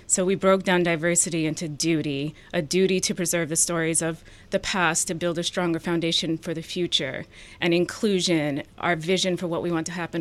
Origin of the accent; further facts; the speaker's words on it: New Hampshire and Vermont, United States; also born or lived in Ethiopia; grew up in small towns in New Hampshire and Vermont